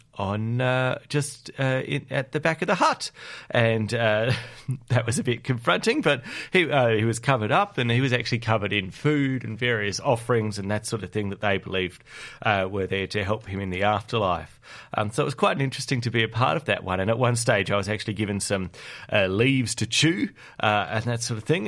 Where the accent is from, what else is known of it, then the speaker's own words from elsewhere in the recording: South Australia, Australia; now in Canberra, Australia; my hometown of South Australia